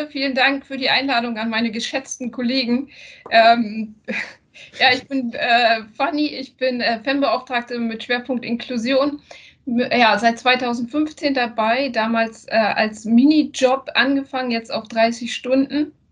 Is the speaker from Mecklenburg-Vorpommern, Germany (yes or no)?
yes; Mecklenburg-Vorpommern, Germany; now in Hamburg, Germany; mit dem Umzug hier nach Hamburg, ich komme eigentlich aus